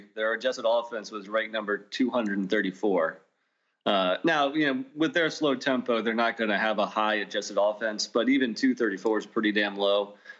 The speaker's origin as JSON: {"language": "English", "region": "Northern Virginia", "country": "United States", "said": "We're from Northern Virginia. The town next to us is where Grant Hill grew up."}